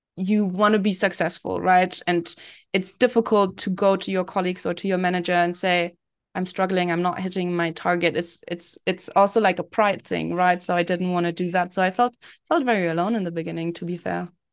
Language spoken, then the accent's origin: English; Berlin, Germany; moved away as an adult; also born or lived in London; I was born and raised in Berlin. I then moved to London to study